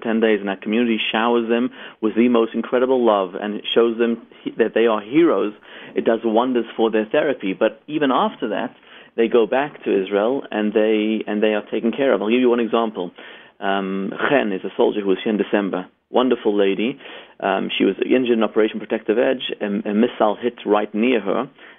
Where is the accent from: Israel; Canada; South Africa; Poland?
South Africa; moved away; also born or lived in Zimbabwe; Raised in South Africa.